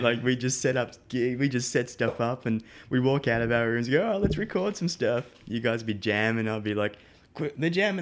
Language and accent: English; Melbourne, Victoria, Australia; moved away as an adult; now in United States; I'm from Melbourne, um, so the southeast of Australia. Uh, born and raised, um, well, up until twenty-nine, then I moved to the States.